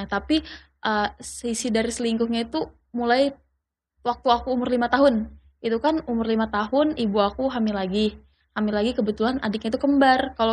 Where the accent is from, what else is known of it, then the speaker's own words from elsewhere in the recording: Yogyakarta, Special Region of Yogyakarta, Indonesia; umur saya 21 tahun dan saya berasal dari Jogja.